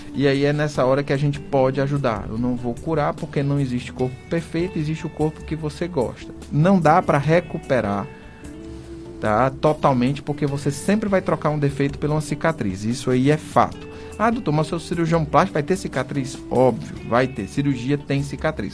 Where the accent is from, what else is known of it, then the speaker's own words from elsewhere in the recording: Fortaleza, Ceará, Brazil; moved away; eu sou de Fortaleza, tenho parentes, meus pais, né, moram lá